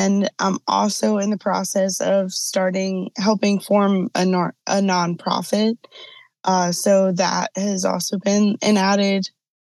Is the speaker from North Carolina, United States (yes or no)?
yes; Charlotte, North Carolina, United States; now in Virginia, United States; I live in Virginia. I'm originally from Charlotte, North Carolina